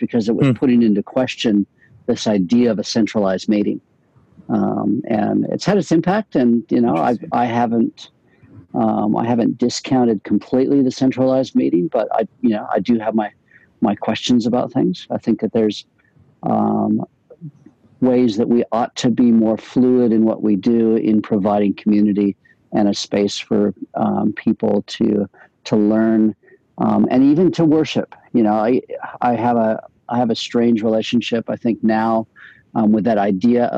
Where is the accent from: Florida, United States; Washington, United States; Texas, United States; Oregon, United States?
Washington, United States; Spokane; moved away; I grew up in the Spokane Berean Church